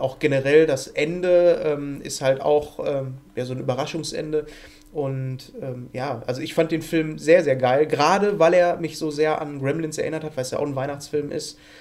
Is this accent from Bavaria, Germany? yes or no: no; Ruhr area, North Rhine-Westphalia, Germany; bei uns im Ruhrpott